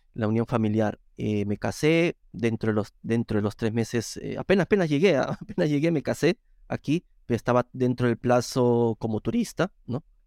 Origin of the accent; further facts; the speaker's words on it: Lima, Peru; moved away as an adult; now in Rome, Italy; yo soy de Perú, eh, soy nacido en Lima, en la misma capital de Perú.